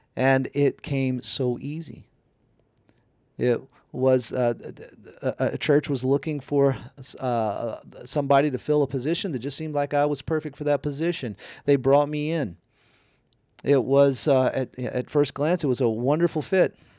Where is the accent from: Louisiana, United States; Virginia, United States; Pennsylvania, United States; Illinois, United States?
Louisiana, United States; moved away as an adult; also born or lived in Canada; We need to move back to my home state of Louisiana